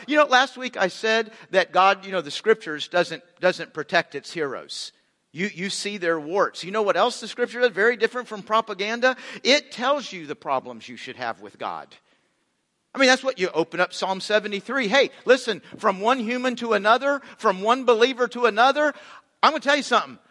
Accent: United States; We're American Christians

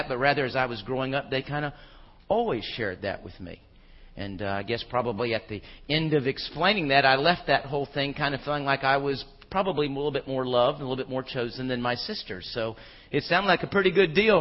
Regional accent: Houston, Texas, United States; also born or lived in Phoenix, Arizona / Charlotte, North Carolina; I grew up in Houston, Texas. I was born in Phoenix, lived in Charlotte for a couple of years, but by and large, most of my growing up years were in Houston, and that's what I call home

